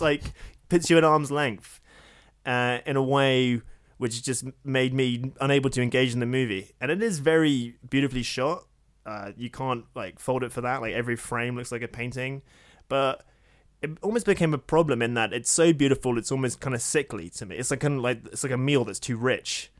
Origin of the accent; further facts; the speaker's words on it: United States; accent: American; my American accent